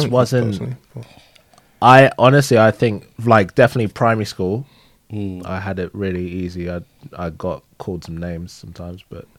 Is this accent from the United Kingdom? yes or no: yes; Woking, South East England, United Kingdom; also born or lived in London; growing up in London, to start, like the first early years, was nothing, because just growing up around your people. Yeah. And then moving out to Woking and it being completely white.